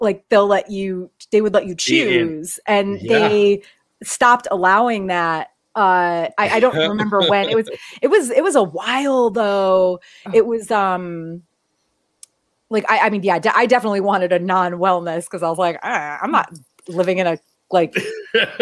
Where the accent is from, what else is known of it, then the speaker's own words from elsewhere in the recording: New England, United States; We're both from New England.